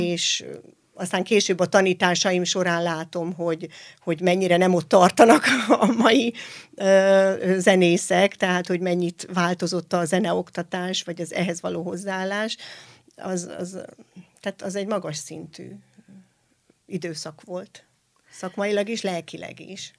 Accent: Hajdúböszörmény, Hajdú-Bihar, Hungary; ez a hajdúböszörményi mhm. gyülekezetben uh-huh. volt, tehát én ott születtem

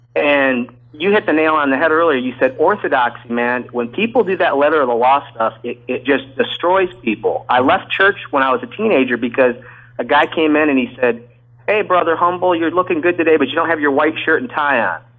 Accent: Kalamazoo, Michigan, United States; I grew up in Kalamazoo, Michigan

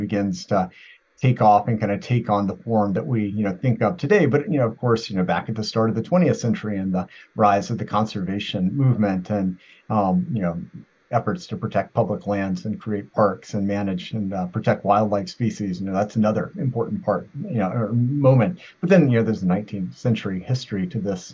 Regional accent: Virginia, United States; moved away; I am from Virginia, original.

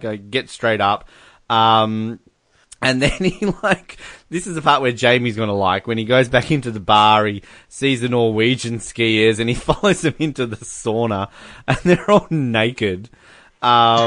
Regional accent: Australia; as an Australian

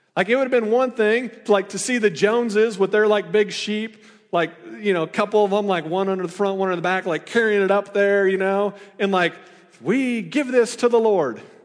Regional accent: Iowa, United States; now in Missouri, United States; I'm from Iowa, you know, I went to Iowa State

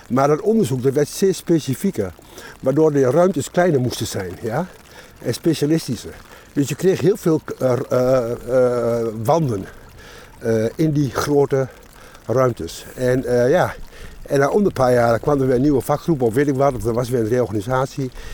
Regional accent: Enschede, Overijssel, Netherlands; now in Hengelo, Netherlands; Ik ben geboren in, eh, Enschede en ik woon in Hengelo

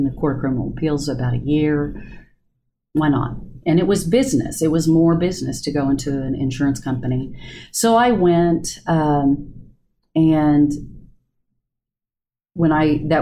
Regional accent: Del City, Oklahoma, United States; I grew up in Del City

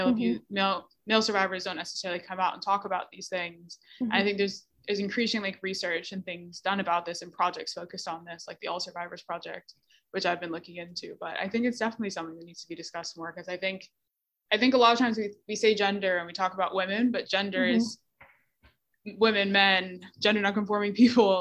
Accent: Bermuda; I'm from Bermuda

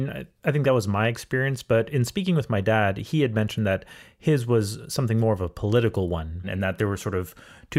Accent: Montreal, Quebec, Canada; growing up in Montreal

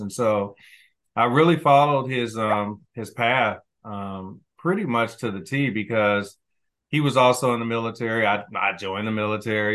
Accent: Kansas City, Missouri, United States; I grew up, I'm, I'm originally from Kansas City, Missouri

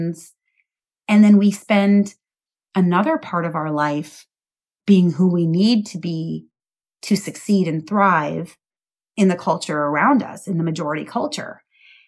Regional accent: Midwest, United States; I was raised in the Midwest

